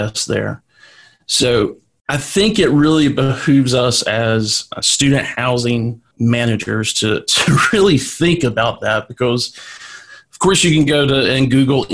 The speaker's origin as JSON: {"language": "English", "region": "North Carolina", "country": "United States", "said": "UNC Wilmington, in my home state"}